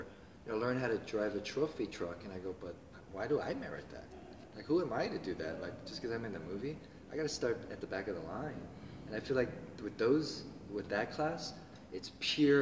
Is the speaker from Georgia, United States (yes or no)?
yes; Georgia, United States; now in Los Angeles, United States; I'm from Georgia